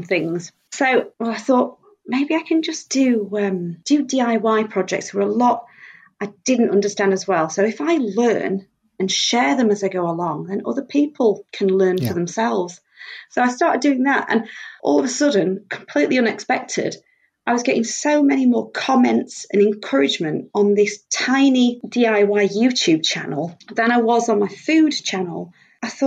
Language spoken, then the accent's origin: English; Doncaster, Yorkshire and the Humber, United Kingdom; moved away as an adult; now in Coventry, United Kingdom; I'm originally from Doncaster. We moved here for a job